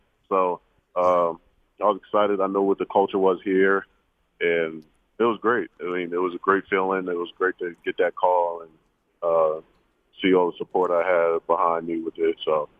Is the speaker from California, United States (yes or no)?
no; New York, United States; I grew up in New York, so I've definitely went through a good amount of hard winters.